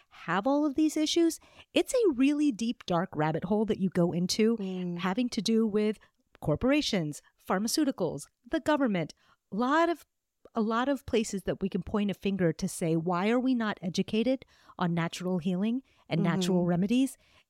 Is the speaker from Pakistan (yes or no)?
yes; Pakistan; I'm originally from Pakistan. My family is from Pakistan.